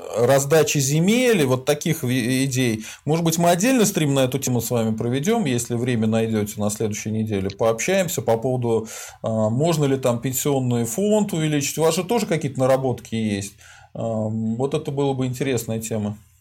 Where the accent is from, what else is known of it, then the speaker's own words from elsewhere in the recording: Volga region, Russia; я из Поволжья